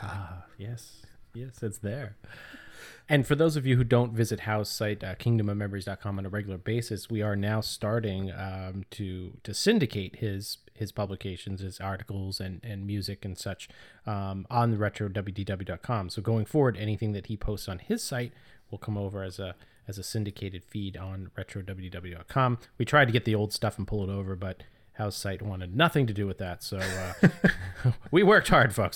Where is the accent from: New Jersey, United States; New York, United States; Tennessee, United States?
New Jersey, United States; now in New Hampshire, United States; when we were growing up in New Jersey, we called them, uh, lightning bugs